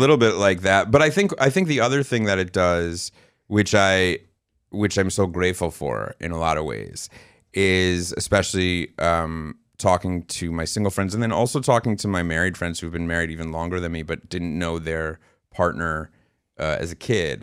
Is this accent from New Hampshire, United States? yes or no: no; New York City, New York, United States; also born or lived in Arizona; we're from New York City Jews